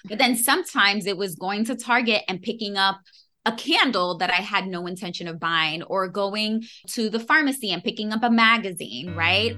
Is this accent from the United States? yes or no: yes; New York City, New York, United States; born and raised in New York City